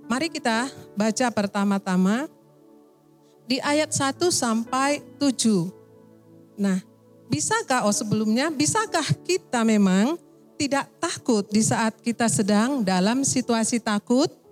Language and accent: Indonesian; Medan, North Sumatra, Indonesia; also born or lived in Aceh; Saya dari Medan, Sumatera.